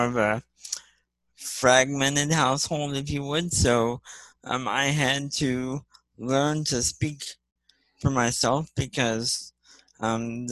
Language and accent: English; Columbus, Ohio, United States; I'm from Columbus, Ohio